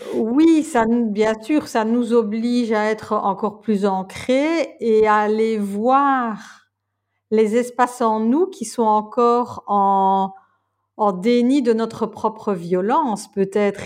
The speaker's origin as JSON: {"language": "French", "country": "Belgium", "said": "je suis belge"}